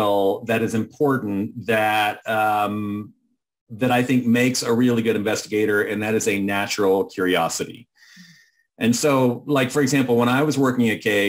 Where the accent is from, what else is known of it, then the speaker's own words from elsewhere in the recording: Austin, Texas, United States; I'm from Texas. I came home to Austin